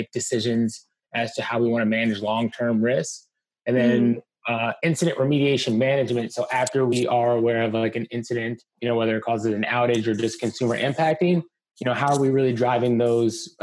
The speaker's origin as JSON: {"language": "English", "town": "Columbia", "region": "Maryland", "country": "United States", "tie": "born or raised there", "also_born_or_lived": "Washington, D.C.", "moved": "yes", "lives_now": "San Francisco, United States", "said": "I grew up in Columbia, Maryland. Howard County stand up"}